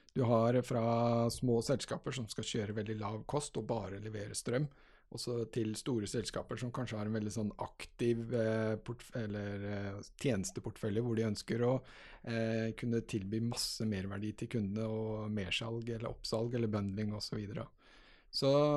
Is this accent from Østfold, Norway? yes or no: yes; Halden, Østfold, Norway; moved away as an adult; also born or lived in Grimstad / Trondheim / Oslo; Jeg er altså født og oppvokst i Halden